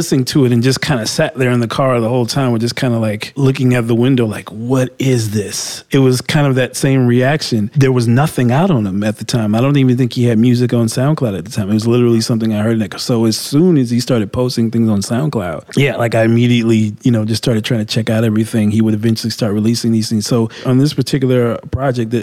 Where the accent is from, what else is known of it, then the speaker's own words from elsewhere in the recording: Milwaukee, Wisconsin, United States; I was born in Milwaukee, Wisconsin.